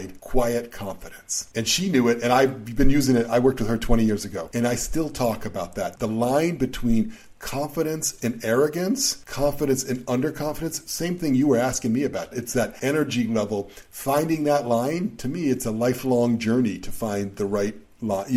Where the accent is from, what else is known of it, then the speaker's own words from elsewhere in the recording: Boston, Massachusetts, United States; I was very young when I was growing up in Boston